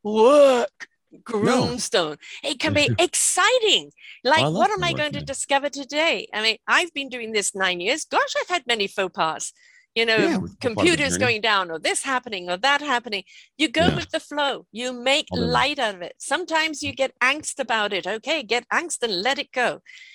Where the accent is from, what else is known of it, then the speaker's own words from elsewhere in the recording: United Kingdom; now in British Columbia, Canada; I'm British, but I live in British Columbia, Canada